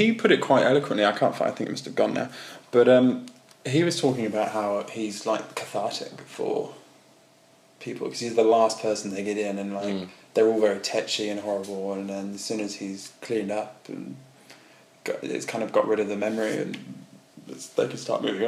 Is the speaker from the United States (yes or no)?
no; England, United Kingdom; moved away; I'm English